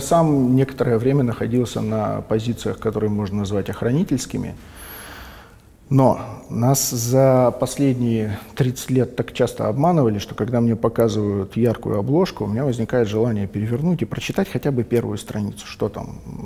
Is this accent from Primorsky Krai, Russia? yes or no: yes; Vladivostok, Primorsky Krai, Russia; Я из Владивостока, в Владивостоке родился, в Владивостоке живу, в Владивостоке учился